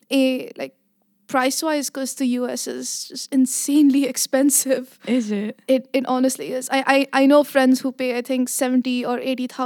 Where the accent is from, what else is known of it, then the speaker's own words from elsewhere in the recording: Abu Dhabi, United Arab Emirates; now in Netherlands; So I grew up in Abu Dhabi, but mm-hmm. ethnically I am Indian.